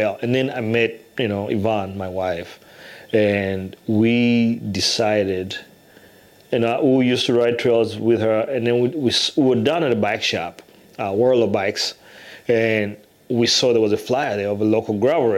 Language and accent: English; Uganda; moved away as an adult; also born or lived in England / Iowa City, Iowa, United States; now in Iowa, United States; I was born in Uganda